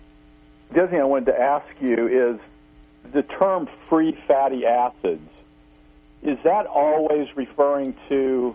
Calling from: Missouri, United States; Yes, … … in Missouri.

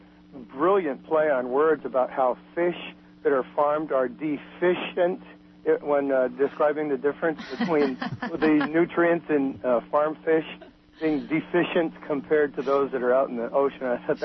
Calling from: Fort Bragg, California, United States; Hi, yes, I'm calling from Fort Bragg, where it's supposed to get down to 32 later tonight.

